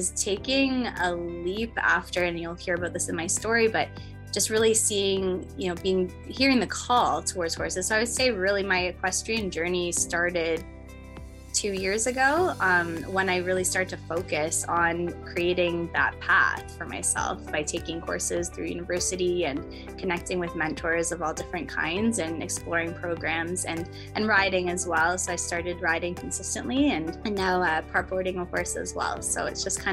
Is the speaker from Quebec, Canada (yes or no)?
no; Guelph, Ontario, Canada; I am from Guelph, Ontario, Canada.